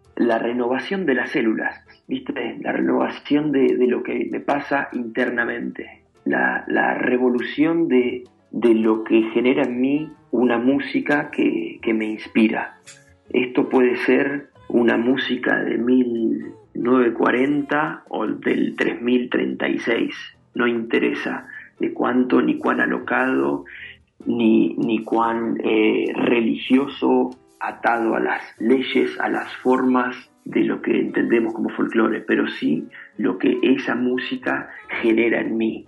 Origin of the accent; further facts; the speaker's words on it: Venado Tuerto, Santa Fe, Argentina; now in New York, United States; con mi familia, con mis amigos, con mi gente, mi tierra acá, eh, mi ciudad